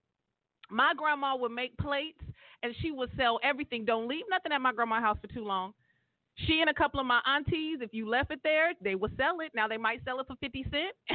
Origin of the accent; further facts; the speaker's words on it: Stockton, California, United States; my hometown in the 209